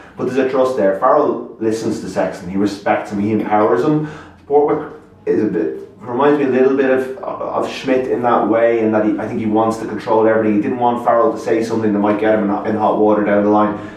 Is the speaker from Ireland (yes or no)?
yes; Ireland; I still have this probably legacy of being, you know, being Irish